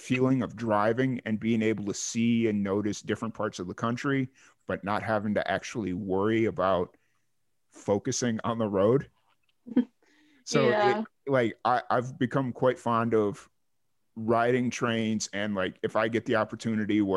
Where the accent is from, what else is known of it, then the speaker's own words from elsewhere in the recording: Chicago, Illinois, United States; moved away as an adult; also born or lived in Roswell, New Mexico; I grew up in Chicago